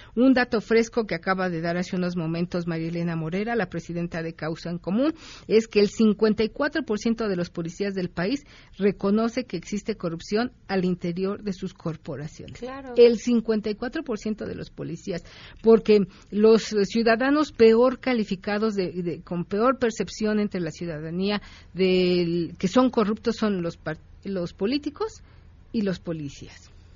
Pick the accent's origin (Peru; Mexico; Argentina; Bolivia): Mexico; somos los mexicanos